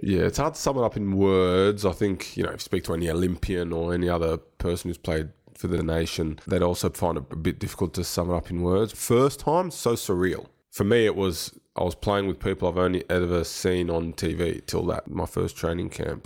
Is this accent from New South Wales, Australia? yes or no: yes; Sydney, New South Wales, Australia; now in Adelaide, Australia; I grew up in Sydney, which is also a great place